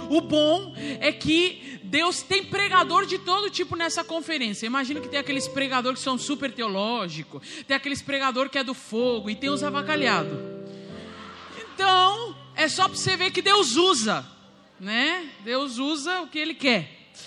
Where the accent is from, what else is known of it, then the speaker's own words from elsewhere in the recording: Uruguay; Sou uruguaia.